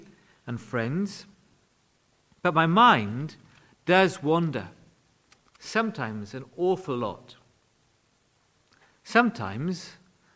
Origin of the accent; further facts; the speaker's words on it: Wales, United Kingdom; When I was growing up in Wales, prayer was a very significant part of church life